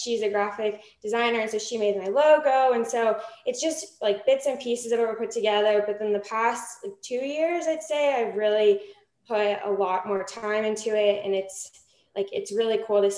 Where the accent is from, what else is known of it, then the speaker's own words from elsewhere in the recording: Florida, United States; moved away as an adult; now in Texas, United States; I did live in Texas at one point when I was little, just for a few years, but I was born in Florida and raised in Florida.